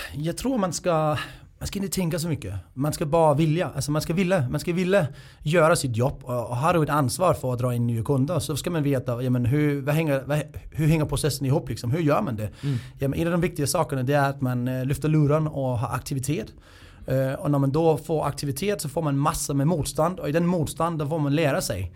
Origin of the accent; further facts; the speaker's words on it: Denmark; now in Sweden; Det ska man inte göra som dansk. Och det var ju ganska grova skämt vi hade i Danmark.